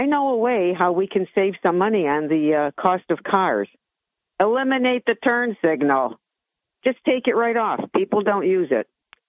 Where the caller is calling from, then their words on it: Johnson City, New York, United States; from J.C.